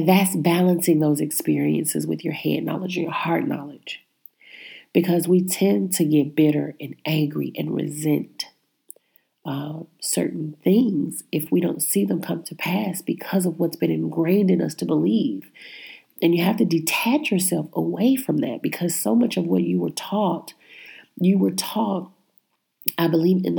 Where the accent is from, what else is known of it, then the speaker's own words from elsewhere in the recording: Midwest, United States; I was born in the Midwest